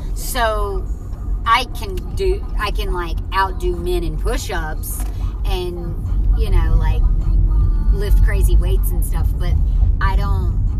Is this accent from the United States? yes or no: yes; near Mobile, Alabama, United States; moved away; I'm originally from right near Mobile, Alabama